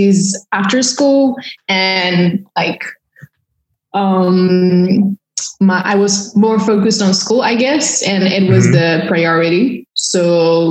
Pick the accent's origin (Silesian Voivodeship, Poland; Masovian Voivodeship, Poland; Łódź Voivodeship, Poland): Masovian Voivodeship, Poland; Warsaw; English is a second language; moved away as an adult; now in Paris, France; born and raised in Warsaw